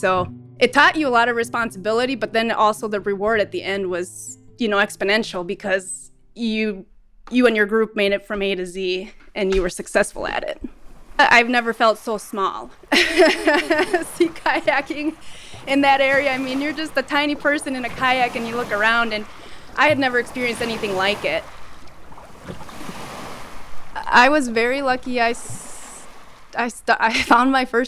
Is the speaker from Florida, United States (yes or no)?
no; Red Wing, Minnesota, United States; moved away as an adult; now in Cold Bay, United States; I grew up in southeastern Minnesota, Red Wing, which is along the Mississippi River and bluff country